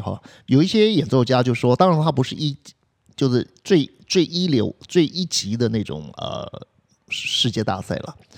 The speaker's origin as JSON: {"language": "Chinese", "country": "Taiwan", "said": "我们台湾人"}